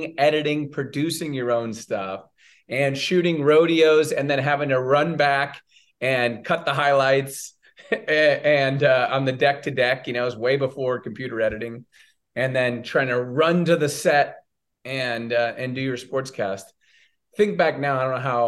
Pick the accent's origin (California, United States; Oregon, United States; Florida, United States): California, United States; Southern; now in Chicago, United States; I grew up in Southern California